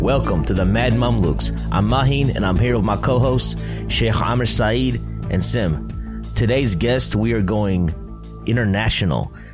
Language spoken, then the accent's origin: English; Ohio, United States; moved away as an adult; also born or lived in Toronto, Canada; I went to college in Toronto, Canada, and I'm originally from Ohio.